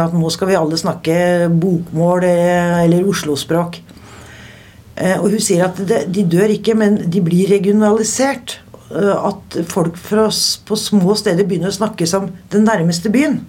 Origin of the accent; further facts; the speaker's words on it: Steinberg, Buskerud, Norway; accent: broad Eastern Norwegian (Eiker dialect); moved away as an adult; now in Oslo, Norway; Eiker. Utenfor? Det, det er utafor Drammen. Nedre Buskerud. Kommer fra et lite sted som heter Steinberg.